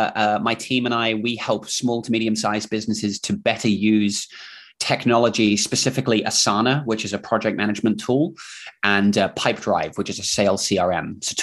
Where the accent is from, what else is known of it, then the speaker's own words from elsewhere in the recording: England, United Kingdom; accent: mix of English and Kiwi New Zealand accent; now in New Zealand; And I'm actually from England, from the UK, but I moved here with my family about 15 years ago. So if you're wondering what is this accent, it's sort of a mix of English slash Kiwi New Zealand accent.